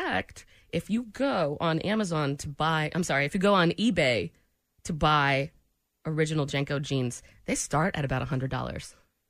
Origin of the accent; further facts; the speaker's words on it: New England, United States; now in Kansas City, United States; I'm from New England.